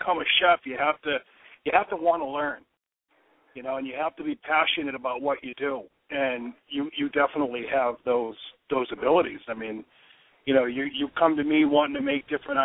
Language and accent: English; Waltham, Massachusetts, United States; I'm sitting in my car in my hometown of Waltham.